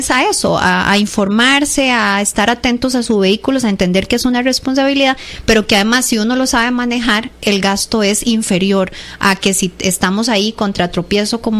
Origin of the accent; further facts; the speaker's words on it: Costa Rica; Entonces nosotros como costarricenses em, seamos profetas de nuestra tierra y aprendamos a sacarle más provecho al servicio.